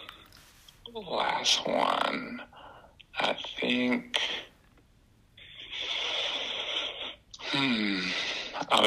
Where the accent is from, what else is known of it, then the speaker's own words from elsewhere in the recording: California, United States; moved away as an adult; also born or lived in Utah / Chicago; now in Arizona, United States; I grew up in California, so I'm used to the nice warm weather